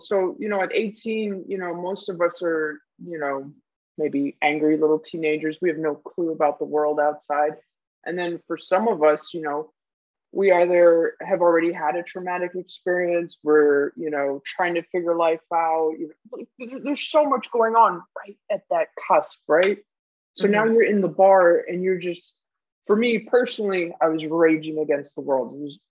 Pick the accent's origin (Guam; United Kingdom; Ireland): Guam; also born or lived in Germany; Originally, I'm from Germany, but I spent most of my life in Guam.